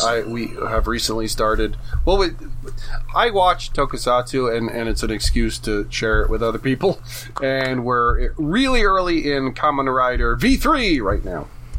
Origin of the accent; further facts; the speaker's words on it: New Jersey, United States; I'm from Jersey, so the F word slips out way too easy.